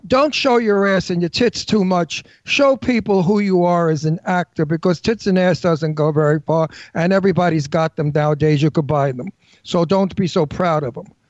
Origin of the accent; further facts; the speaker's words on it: New York City, New York, United States; accent: Brooklyn; I'm from Brooklyn. My accent's natural